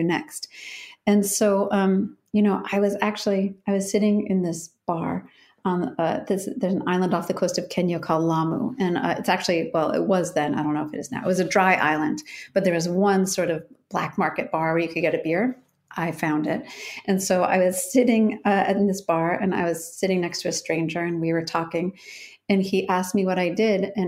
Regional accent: Chicago, Illinois, United States; moved away as an adult; also born or lived in Syracuse / Denmark; now in Oregon, United States; I'm from Chicago, and I went to Syracuse

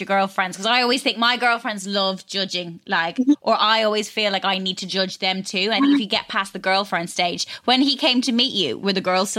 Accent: Ireland; I grew up in Ireland

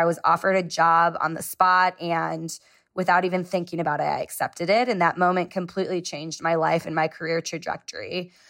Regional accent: Chicago, Illinois, United States; I was raised in Chicago

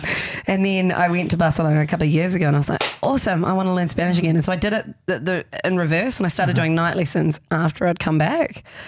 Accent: New Zealand; moved away as an adult; now in Melbourne, Australia; it's obvious I'm a Kiwi.

